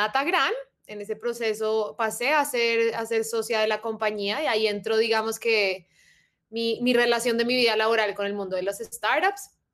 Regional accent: Bogotá, Colombia; soy rola bogotanísima, eh, familia paisa, de resto también familia rola

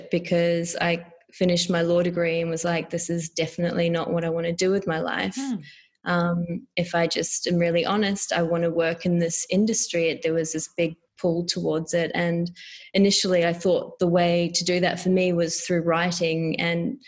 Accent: Auckland, New Zealand; moved away; also born or lived in India / Melbourne; grew up in Auckland and consider myself a Kiwi.

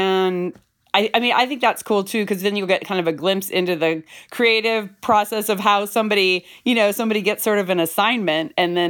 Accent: Bay Area, California, United States; moved away as an adult; now in Brooklyn, United States; I'm born and raised in the Bay Area, but I live in Brooklyn, New York right now

